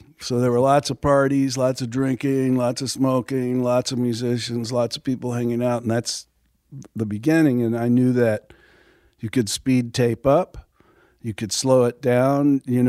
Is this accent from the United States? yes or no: yes; Milwaukee, Wisconsin, United States; born there; I was born in Milwaukee to a family. My mother's side of the family were all musicians.